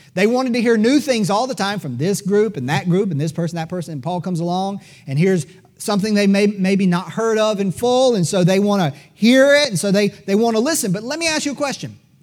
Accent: United States; as an American

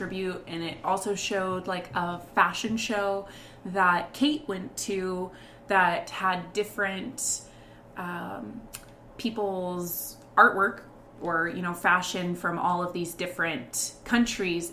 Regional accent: United States; we're American

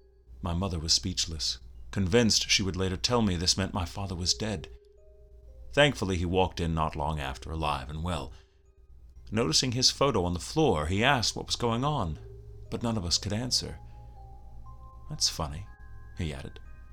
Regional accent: New York City, New York, United States; I grew up in the Bronx, in an old apartment building owned and operated by my maternal grandparents.

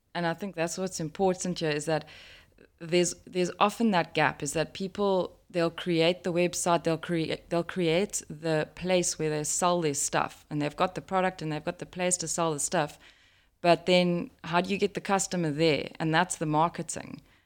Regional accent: South Africa; a South African, living in South Africa

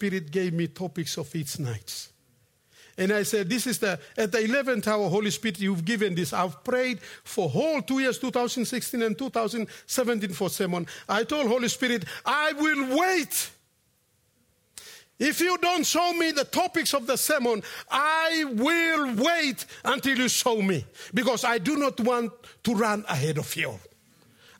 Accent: Efogi, Central Province, Papua New Guinea; moved away; I'm from Efogi Mount Koyari along the Kokoda Trail

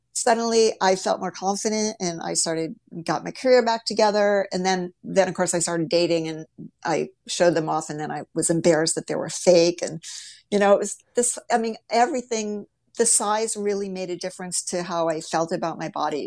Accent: Ohio, United States; grew up in the Midwest in Ohio

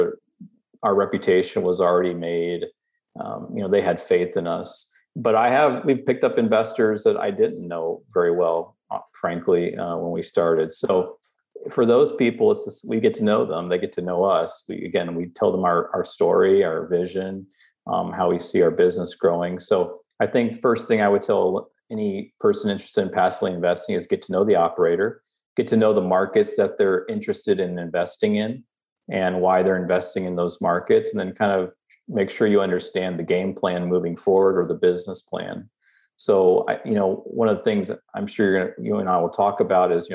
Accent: Southeast, United States; moved away; also born or lived in Omaha, Nebraska; I grew up in the Southeast

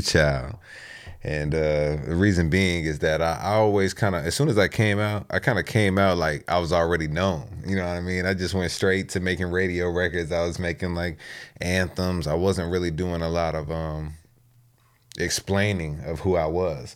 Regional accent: Texas, United States; now in Virginia, United States; I grew up in Texas

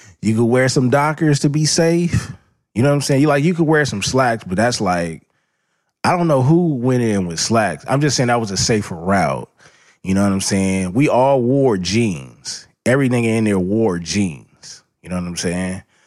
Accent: Los Angeles, California, United States

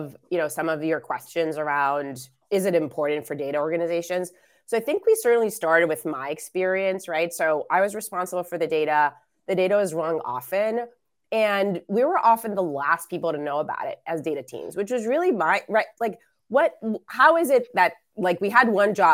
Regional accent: Israel; moved away; I was born and raised in Israel

